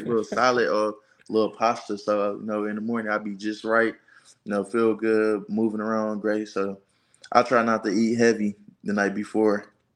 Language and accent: English; Detroit, Michigan, United States; now in Auburn, United States; I'm from Detroit, Michigan